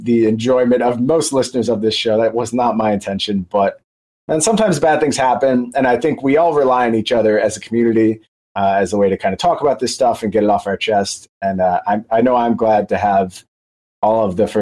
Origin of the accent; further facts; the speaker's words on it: United States; as an American